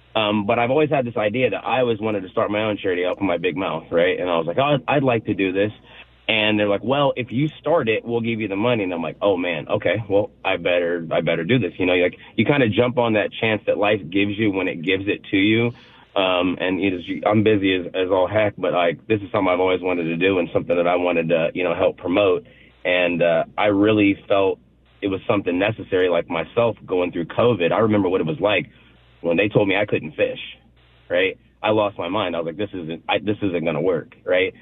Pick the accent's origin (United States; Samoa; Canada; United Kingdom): United States; Kansas; now in Pacific Northwest, United States; I'm born and raised in Kansas